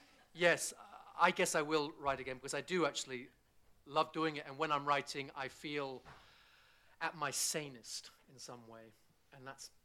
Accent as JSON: {"language": "English", "town": "Bristol", "region": "South West England", "country": "United Kingdom", "tie": "born there", "said": "I was born in Bristol, yeah, but it's not a Bristol accent. And my father's Scots Irish. He's born in Belfast, and I've lived all over the place."}